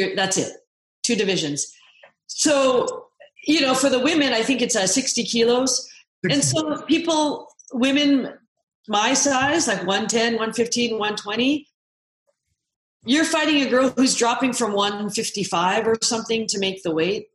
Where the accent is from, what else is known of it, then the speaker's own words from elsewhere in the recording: Seattle, Washington, United States; I grew up in Seattle